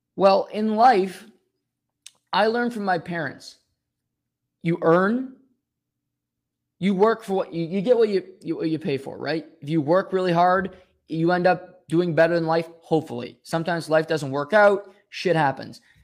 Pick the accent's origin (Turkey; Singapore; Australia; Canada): Canada; also born or lived in Rexton, New Brunswick; we're Canadian